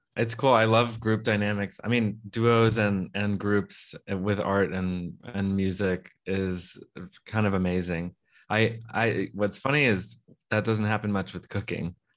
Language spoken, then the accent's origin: English; Texas, United States; I'm from Texas